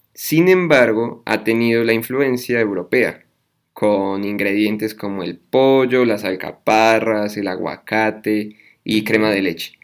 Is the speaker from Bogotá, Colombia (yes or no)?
yes; Bogotá, Colombia; soy Rolo